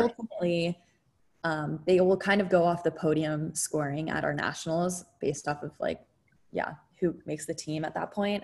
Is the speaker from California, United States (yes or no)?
yes; San Jose, California, United States; I grew up yeah. in San Jose, California